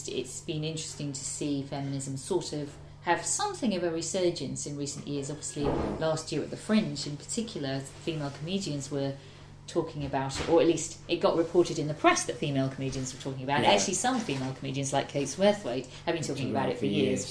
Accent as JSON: {"language": "English", "town": "Ormskirk", "region": "North West England", "country": "United Kingdom", "tie": "born or raised there", "moved": "yes", "lives_now": "London, United Kingdom", "said": "I grew up in Ormskirk in the northwest"}